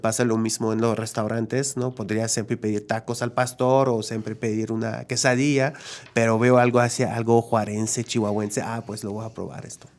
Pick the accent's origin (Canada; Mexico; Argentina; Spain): Canada; Quebec; yo soy de Quebec, ¿no? Que, que, la lengua principal es el francés